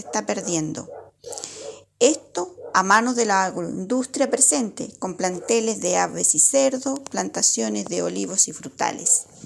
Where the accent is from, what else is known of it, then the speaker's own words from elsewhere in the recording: La Estrella, O'Higgins, Chile; Soy de la comuna de La Estrella, que queda ubicada